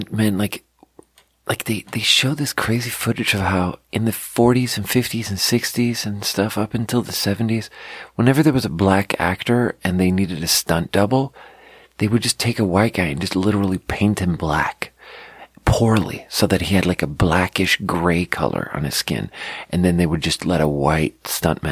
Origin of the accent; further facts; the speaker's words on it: Sweden; growing up in Sweden, they taught us so much about the Holocaust